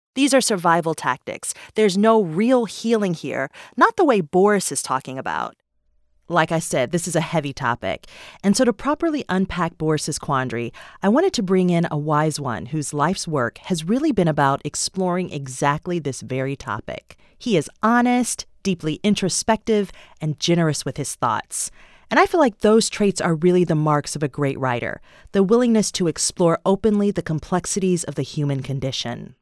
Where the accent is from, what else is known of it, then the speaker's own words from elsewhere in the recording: Detroit, Michigan, United States; I'm from Detroit